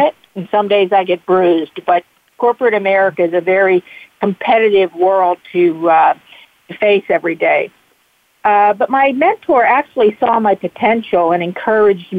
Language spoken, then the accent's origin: English; Bethel Park, Pennsylvania, United States; I grew up in Bethel Park